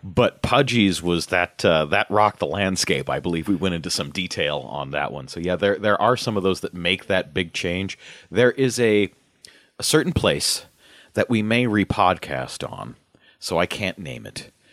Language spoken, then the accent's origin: English; Omaha, Nebraska, United States; growing up in Omaha